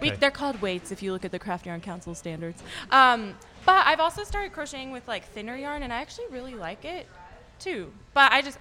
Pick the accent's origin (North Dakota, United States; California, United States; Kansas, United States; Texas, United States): Texas, United States; Fort Worth; also born or lived in Denton, Texas; I was born and raised in Fort Worth. My parents are both from the Midwest. Um, but they've lived in Texas longer than anywhere else. So Fort Worth, went to school so in UNT, now I live in Denton.